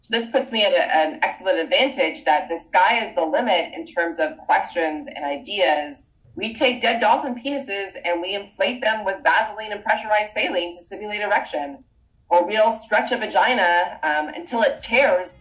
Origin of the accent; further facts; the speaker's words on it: Toronto, Ontario, Canada; moved away as an adult; also born or lived in Vancouver, Canada; I'm Canadian, so I'll drop some of boots every once in a while. And I grew up in Toronto